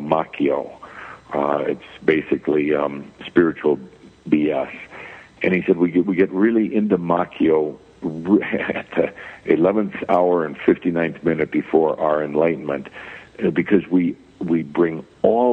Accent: Midwest, United States; I was born and raised in the Midwest, Catholic background

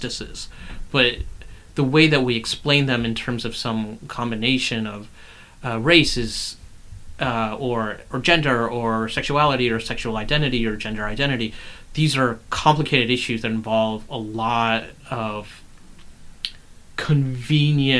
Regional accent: the South, United States; I grew up in the South

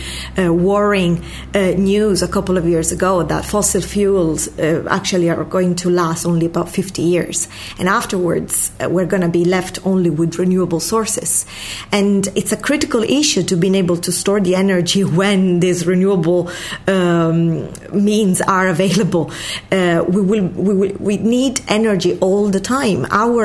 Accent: Sicily, Italy; moved away as an adult; also born or lived in Oxford, United Kingdom; now in Dublin, Ireland; I'm Italian from Sicily, a little Ireland in the south of Italy. I graduated there in chemistry

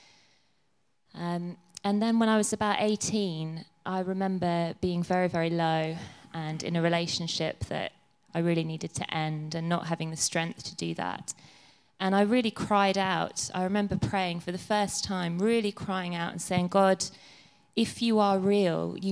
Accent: Ireland; I was born in Ireland, so I was brought up as a Catholic

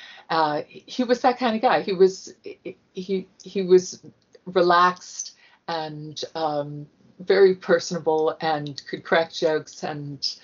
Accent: California, United States; I was born in California and I was raised here

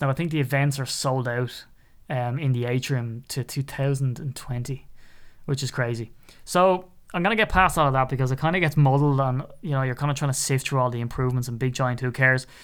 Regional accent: Ireland; I'm so Irish

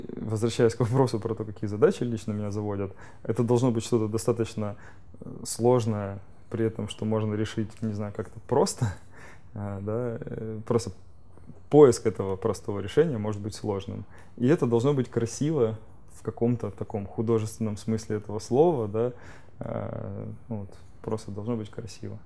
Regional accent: Rostov-on-Don, Rostov Oblast, Russia; я сейчас из Ростова-на-Дону сам

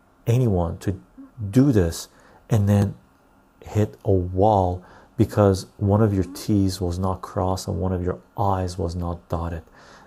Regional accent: England, United Kingdom; I'm English.

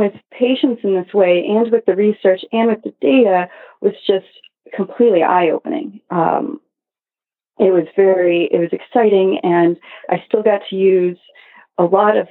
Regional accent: Cleveland, Ohio, United States; moved away as an adult; also born or lived in Arizona; now in New York City, United States; I grew up in Cleveland, Ohio

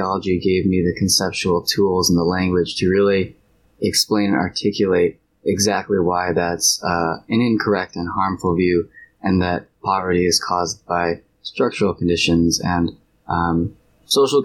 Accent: Michigan, United States; I'm from Michigan

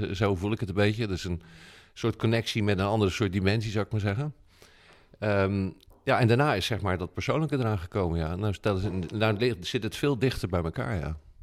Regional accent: Rotterdam, South Holland, Netherlands; also born or lived in Kralingen, Rotterdam; wij wonen in Kralingen en maar ik ben geboren in Krooswijk, hè, dus dat is vlakbij.

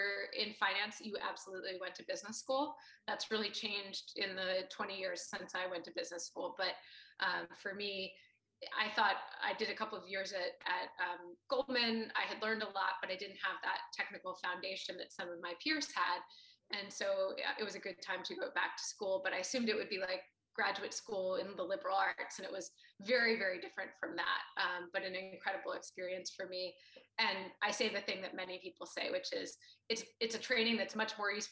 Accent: Boston, Massachusetts, United States; I grew up in Boston, Massachusetts

